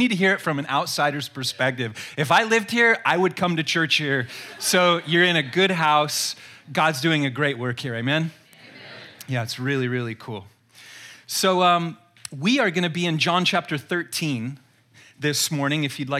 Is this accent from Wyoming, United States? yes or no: yes; Jackson, Wyoming, United States; also born or lived in Colorado / Utah; I'm not from Southern California. I never saw myself there. I was born in Jackson, Wyoming, lived in Wyoming, Colorado, Utah.